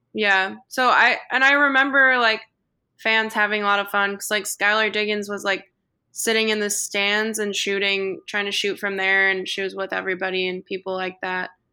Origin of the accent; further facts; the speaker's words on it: Chicago, Illinois, United States; I grew up watching the Bulls because I'm from Chicago